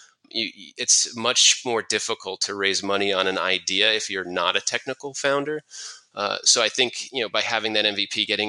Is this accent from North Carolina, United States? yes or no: no; New York, United States; I'm originally from New York